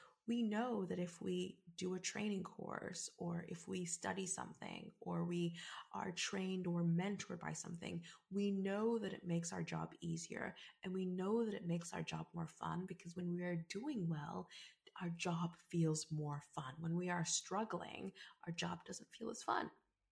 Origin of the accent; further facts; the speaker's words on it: South Africa; now in United Kingdom; as someone that's from South Africa and someone that is 100% African biologically, even though I am British